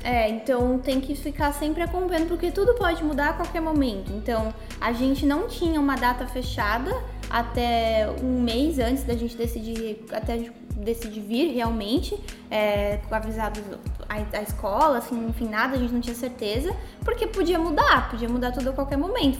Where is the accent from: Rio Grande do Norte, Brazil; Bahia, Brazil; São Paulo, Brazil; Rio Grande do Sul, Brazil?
São Paulo, Brazil; tenho 23 anos e ambos somos de São Paulo, capital